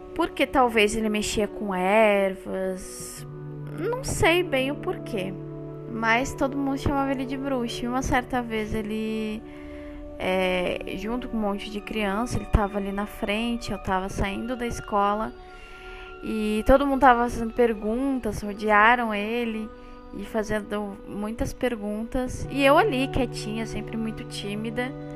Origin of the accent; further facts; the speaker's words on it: Porto Alegre, Rio Grande do Sul, Brazil; Eu sou natural do Rio Grande do Sul, aqui no Brasil, Porto Alegre, capital